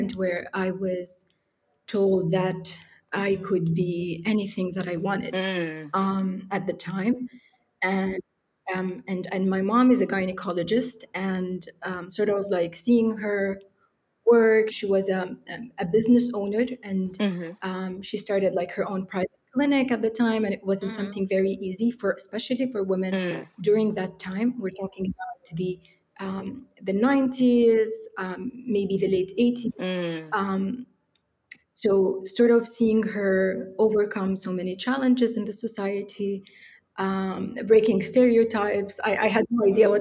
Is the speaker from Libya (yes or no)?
yes; Benghazi, Cyrenaica, Libya; moved away as an adult; also born or lived in Egypt; I grew up in Benghazi. This is where I lived my whole life.